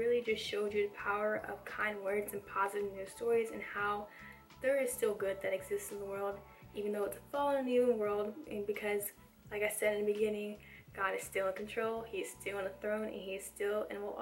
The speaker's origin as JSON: {"language": "English", "region": "the South", "country": "United States", "said": "I'm from the South"}